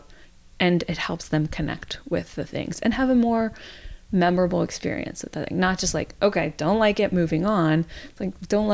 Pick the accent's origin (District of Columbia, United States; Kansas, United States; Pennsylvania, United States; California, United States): District of Columbia, United States; suburb of Washington, D.C.; I grew up near Washington, D.C., in a suburb of Washington, D.C.